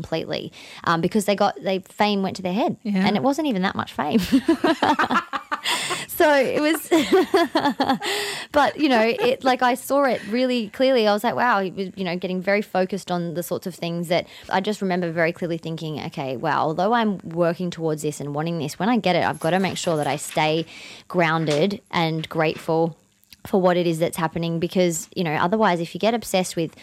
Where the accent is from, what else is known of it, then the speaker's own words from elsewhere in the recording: Australia; we're Australian